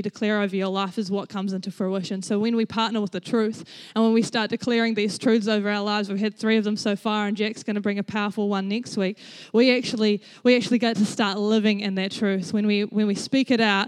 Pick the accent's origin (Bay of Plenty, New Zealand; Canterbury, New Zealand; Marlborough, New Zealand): Canterbury, New Zealand; Rangiora; I grew up in Rangiora. I was born in Rangiora Hospital. I lived in the same house for 17 years of my life